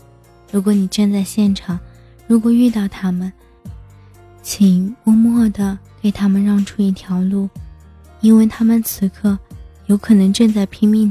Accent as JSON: {"language": "Chinese", "region": "Tianjin", "country": "China", "tie": "born or raised there", "said": "我看到了我的家乡天津发生了这个爆炸事件"}